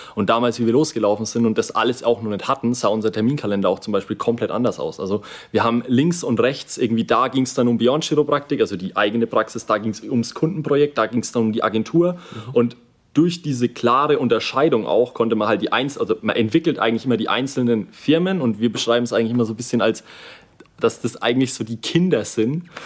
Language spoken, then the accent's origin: German; Kulmbach, Bavaria, Germany; wir sind aus Kulmbach